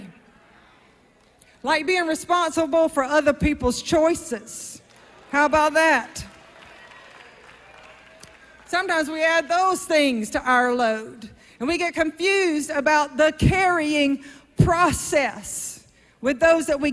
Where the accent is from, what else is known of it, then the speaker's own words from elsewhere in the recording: South Georgia, United States; I'm from South Georgia